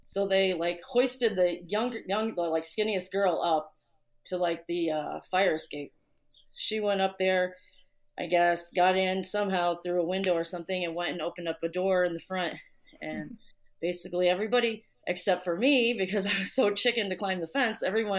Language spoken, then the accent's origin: English; Chicago, Illinois, United States; from Chicago, obviously.